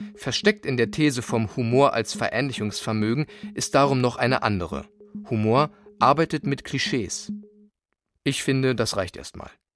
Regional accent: East Germany, Germany; Ich war aus dem Osten

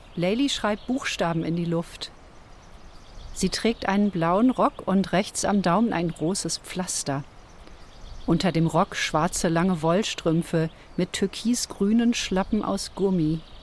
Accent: Ruhr area, North Rhine-Westphalia, Germany; Ich bin im Ruhrgebiet aufgewachsen.

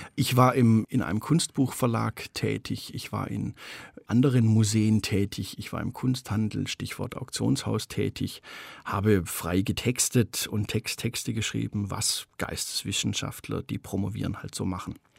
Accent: Stuttgart, Baden-Württemberg, Germany; Ich bin ein ganz normales Mittelschichts-Stuttgarter äh, Speckgürtelkind

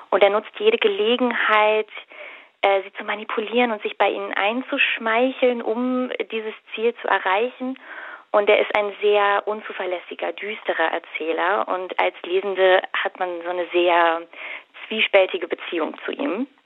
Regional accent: Berlin, Germany; Ich komme tatsächlich aus der Gegend, äh, also Biesdorf neben Mahlsdorf, von daher ist es für mich ein ähm

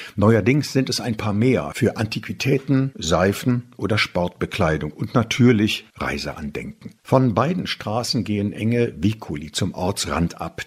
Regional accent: Germany; moved away; also born or lived in Pitigliano, Italy; es hat mich auch an meine Heimat erinnert, die Eifel

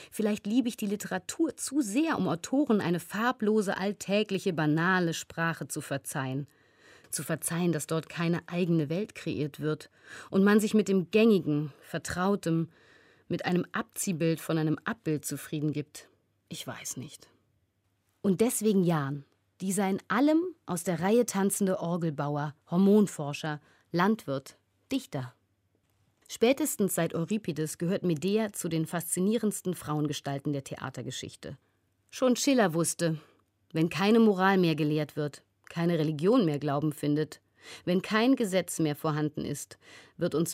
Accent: Georgia; first language Georgian; German is a second language; in meiner Muttersprache, dem Georgischen, die schon per se lyrischer und bildhafter ist, das Vage viel mehr liebt, viel umschreibender ist als das Deutsche

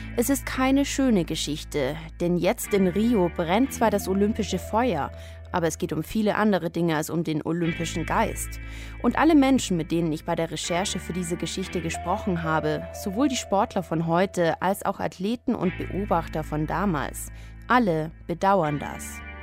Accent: Munich, Bavaria, Germany; München, meine Heimatstadt

